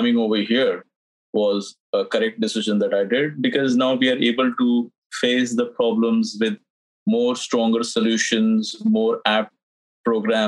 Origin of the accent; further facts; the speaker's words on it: India; moved away as an adult; also born or lived in Dubai; now in United States; I'm not born in the United States. I'm from India. I'm born there